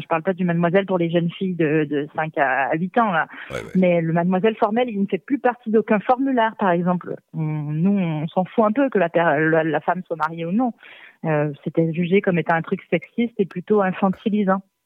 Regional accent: Magdalen Islands, Quebec, Canada; moved away; also born or lived in Savoie, France; là d'où je viens, c'est les îles de la Madeleine sur la côte est du Canada.

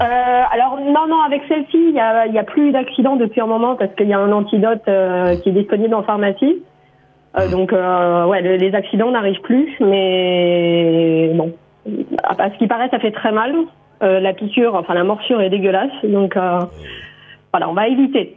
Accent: France; moved away as an adult; now in Australia; je me sens plus complètement, complètement française. Je sens bien que c'est, une partie de, c'est mes racines

